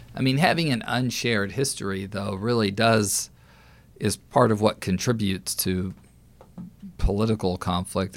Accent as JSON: {"language": "English", "region": "Texas", "country": "United States", "also_born_or_lived": "California", "moved": "yes", "said": "I'm from Texas"}